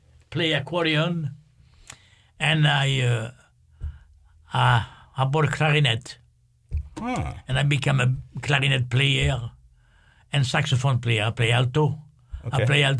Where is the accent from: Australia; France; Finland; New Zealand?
France; English is a second language; I'm from France anyway, so most of the people, they hire me because they love to play some French music